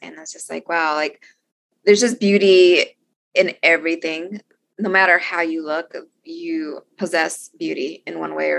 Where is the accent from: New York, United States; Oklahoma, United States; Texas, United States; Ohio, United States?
Texas, United States; Austin; I will say that I really enjoy my hometown bookstore in Austin, Texas, Book People.